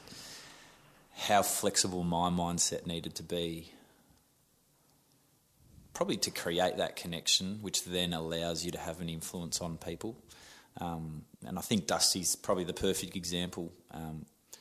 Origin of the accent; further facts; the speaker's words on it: Melbourne, Victoria, Australia; also born or lived in a hobby farm in the country; I started in Reservoir, so I was just your northern suburbs boy, knockabout. Moved when I was 10 to a farm